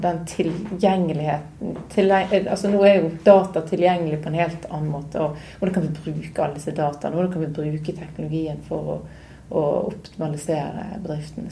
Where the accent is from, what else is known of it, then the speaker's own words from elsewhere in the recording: Knarvik, Vestland, Norway; also born or lived in Oslo / United States; now in Bergen, Norway; Jeg er jo fra Bergen